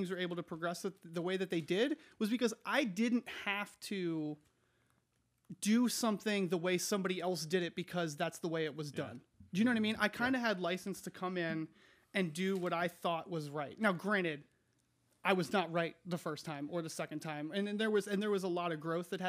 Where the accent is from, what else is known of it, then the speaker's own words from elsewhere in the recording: Williamsport, Pennsylvania, United States; moved away as an adult; also born or lived in Fairfax County, Virginia; I'm from Williamsport. It was one high school fed by one pyramid.